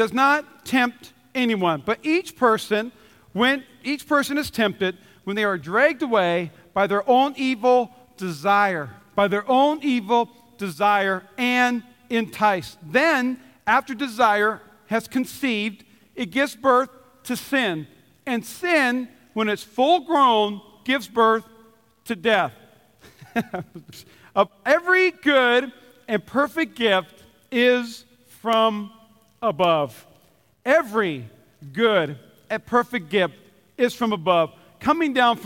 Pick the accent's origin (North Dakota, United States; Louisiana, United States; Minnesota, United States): Minnesota, United States; I'm from Minnesota